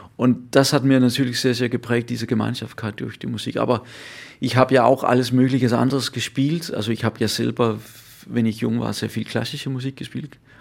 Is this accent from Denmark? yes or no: yes; Funen, Southern Denmark, Denmark; German is a second language; Ich komme selber aus Fünen, also der, der Insel